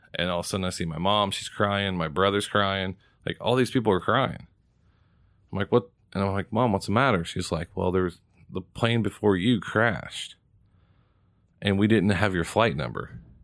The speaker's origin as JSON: {"language": "English", "region": "Indiana", "country": "United States", "said": "we're from Indiana."}